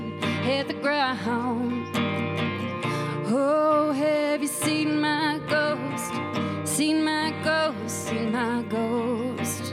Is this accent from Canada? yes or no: yes; East Coast, Atlantic Canada, Canada; moved away; I'm from the East Coast